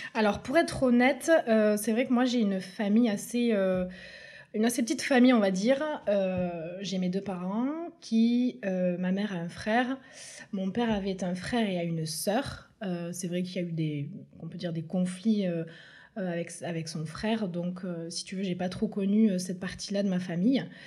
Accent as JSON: {"language": "French", "town": "Tournefeuille", "region": "Occitania", "country": "France", "tie": "born or raised there", "also_born_or_lived": "Toulouse", "said": "j'ai grandi euh, à Tournefeuille avec mes deux parents"}